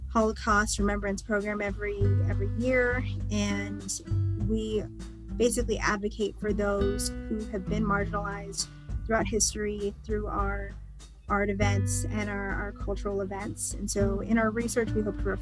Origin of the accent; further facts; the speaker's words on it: Maryland, United States; moved away as an adult; also born or lived in Fort Collins, Colorado; now in Aurora, United States; I'm originally from Maryland, and it's a very diverse area right around DC. I grew up in a very, very diverse population